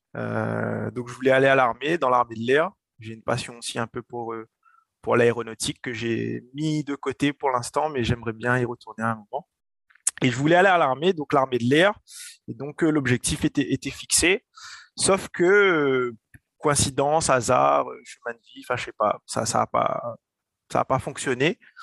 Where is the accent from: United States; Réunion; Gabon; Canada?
Réunion; Saint-Denis; also born or lived in Paris; je viens de la Source, du quartier de la Source, Saint-Denis. donc voilà, j'ai grandi là-bas